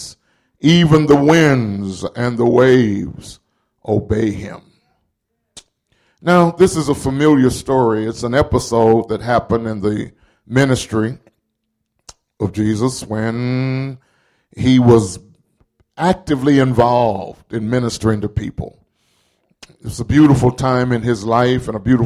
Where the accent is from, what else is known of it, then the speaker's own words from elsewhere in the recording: the South, United States; growing up in the South